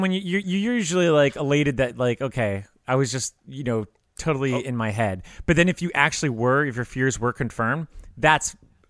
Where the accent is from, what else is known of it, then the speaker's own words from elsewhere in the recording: Ireland; We are Irish, so we might as well be talking about it.